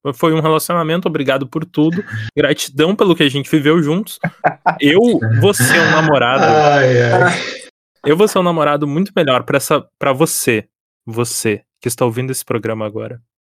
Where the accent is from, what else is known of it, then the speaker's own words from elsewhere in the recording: Porto Alegre, Rio Grande do Sul, Brazil; Eu e o … somos do Rio Grande do Sul, eu sou da capital